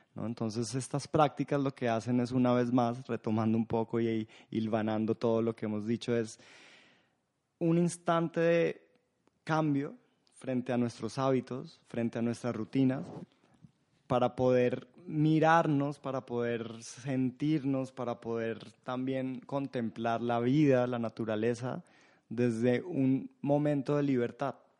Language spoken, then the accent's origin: Spanish; Colombia; siendo colombiano